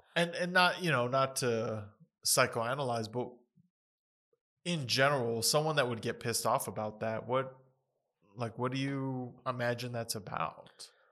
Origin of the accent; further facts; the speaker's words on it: United States; growing up in the United States